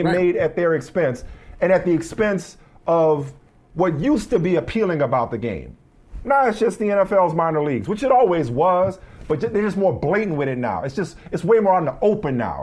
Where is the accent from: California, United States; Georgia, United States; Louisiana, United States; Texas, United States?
Louisiana, United States; New Orleans; I grew up in New Orleans